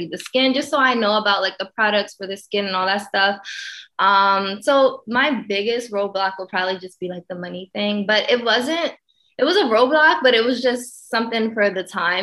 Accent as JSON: {"language": "English", "region": "Pennsylvania", "country": "United States", "moved": "as an adult", "lives_now": "Los Angeles, United States", "said": "I'm originally from Pennsylvania."}